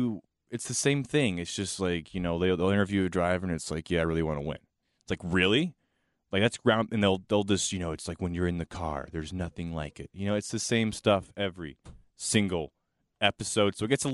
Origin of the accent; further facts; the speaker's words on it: Charlotte, North Carolina, United States; I grew up going to the track and tailgating with Bojangles Sweet Tea and Bud Light.